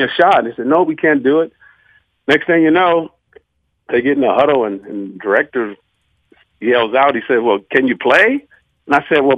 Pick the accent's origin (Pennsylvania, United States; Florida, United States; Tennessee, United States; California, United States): California, United States; Santa Monica; I'm from Santa Monica, and I went to high school with some of the biggest actors